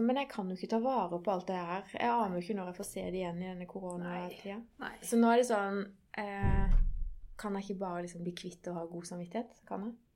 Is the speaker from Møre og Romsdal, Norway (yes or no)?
no; Greipstad, Agder, Norway; er jo, jeg er jo fra